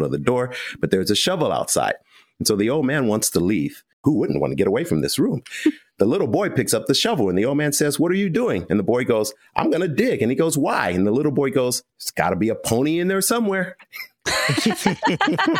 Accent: United States; we're American.

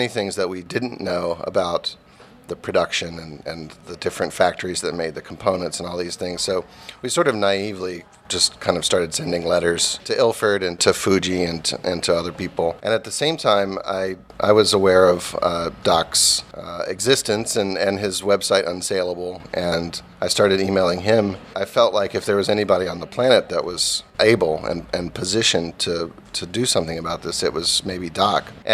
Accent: United States; growing up in America

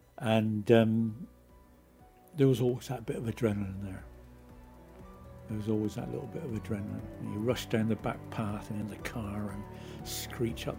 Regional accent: Lyme Regis, South West England, United Kingdom; I was born in Lyme Regis and I've grown up in Lyme

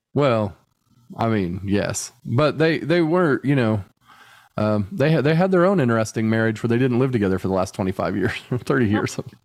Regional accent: United States; I'm not being an American asshole

